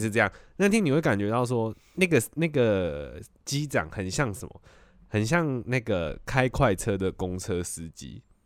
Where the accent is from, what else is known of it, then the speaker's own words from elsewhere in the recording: Taiwan; moved away as an adult; also born or lived in United Kingdom; 你因为留学生嘛，你离开台湾，